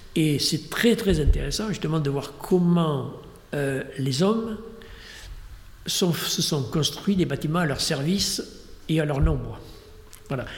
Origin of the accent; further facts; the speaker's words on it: Dordogne, Nouvelle-Aquitaine, France; j'étais de Dordogne.